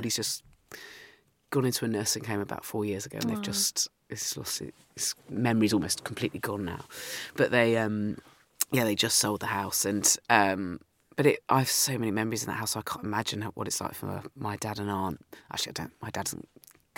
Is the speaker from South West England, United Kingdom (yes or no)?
yes; Dorset, South West England, United Kingdom; I grew up in Dorset